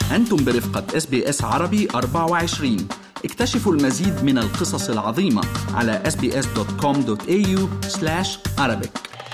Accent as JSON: {"language": "Arabic", "country": "Syria", "moved": "as an adult", "lives_now": "Brisbane, Australia", "said": "انا الاصل آه، من سوريا اجيت على استراليا تقريبا من 2016"}